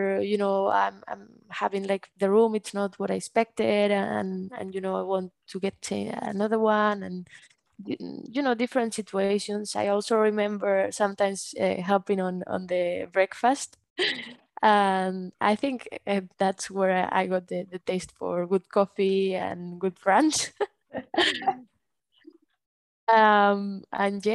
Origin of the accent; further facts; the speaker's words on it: Bilbao, Basque Country, Spain; also born or lived in Barcelona; decided to come back here to Bilbao to finish my bachelor from home